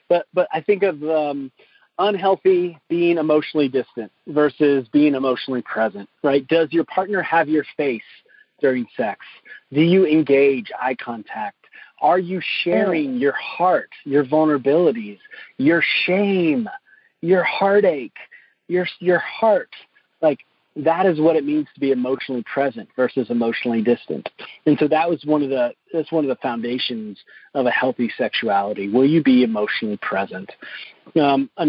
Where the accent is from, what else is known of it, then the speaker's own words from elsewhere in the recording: the South, United States; my own upbringing growing up in the South in a Southern Baptist church